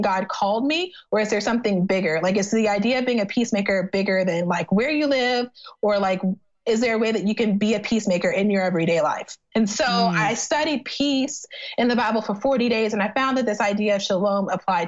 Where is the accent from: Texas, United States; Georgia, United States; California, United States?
Texas, United States; Texas City; moved away; my hometown's called Texas City